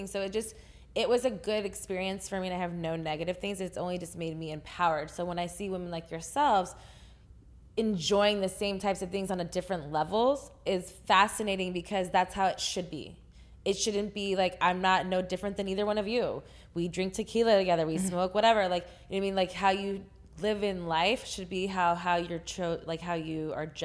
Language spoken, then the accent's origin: English; Texas, United States; I'm from Texas.